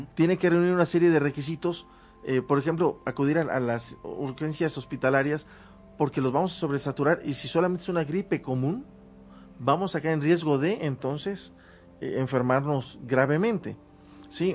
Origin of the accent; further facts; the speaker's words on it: Mexico; como mexicano